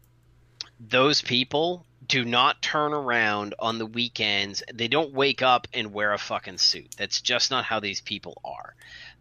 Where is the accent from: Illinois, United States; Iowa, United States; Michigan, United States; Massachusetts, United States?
Massachusetts, United States; Marblehead; also born or lived in Trumbull, Connecticut / Vestal, New York; I grew up in a town called Marblehead, and this is the majority of my years growing up. I grew up in Trumbull, Connecticut, Vestal, New York, and Marblehead